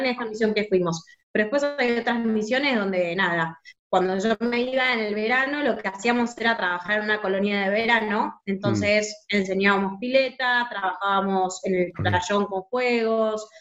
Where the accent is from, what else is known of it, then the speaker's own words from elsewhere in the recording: San Miguel, Buenos Aires Province, Argentina; Yo soy de Buenos Aires, de San Miguel